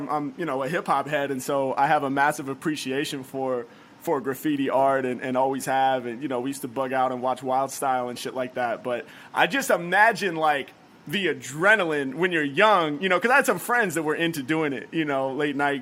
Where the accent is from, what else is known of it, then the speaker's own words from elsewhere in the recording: Portland, Oregon, United States; where I grew up in Portland